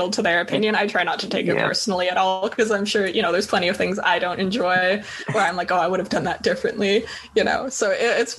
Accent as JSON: {"language": "English", "town": "Toronto", "region": "Ontario", "country": "Canada", "tie": "born or raised there", "moved": "as an adult", "lives_now": "Vancouver, Canada", "said": "so I grew up in Toronto. I finished high school in Toronto"}